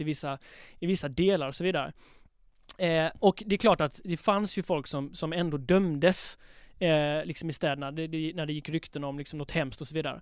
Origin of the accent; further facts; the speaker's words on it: Halmstad, Halland County, Sweden; Jag växte upp i Halmstad